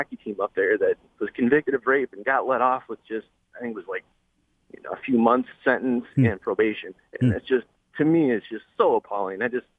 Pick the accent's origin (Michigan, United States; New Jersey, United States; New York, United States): Michigan, United States; Alpena; now in Lapeer, United States; my hometown of Alpena